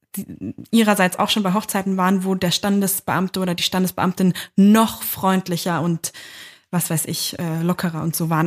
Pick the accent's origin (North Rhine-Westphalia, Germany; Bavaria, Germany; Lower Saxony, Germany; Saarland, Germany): Lower Saxony, Germany; southern Lower Saxony near Hanover, Germany; now in Berlin, Germany; das war in meiner Heimat, also mhm. im, äh, im ja, Niedersachsen, südlichen Niedersachsen bei Hannover